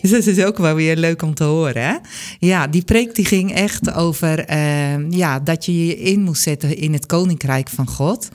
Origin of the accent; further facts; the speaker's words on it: Bunschoten, Utrecht, Netherlands; uiteindelijk ben ik in Bunschoten geboren